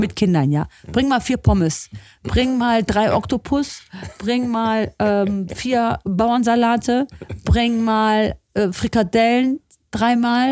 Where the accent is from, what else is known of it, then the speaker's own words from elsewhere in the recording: Lefruda, Central Macedonia, Greece; now in Germany; in meinem Elternhaus, in meinem Heimatdorf Lefruda